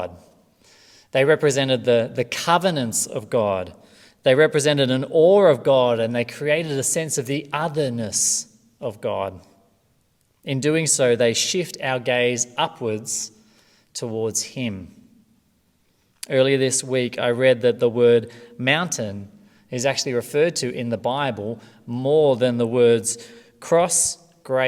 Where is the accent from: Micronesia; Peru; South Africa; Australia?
Australia; from Australia.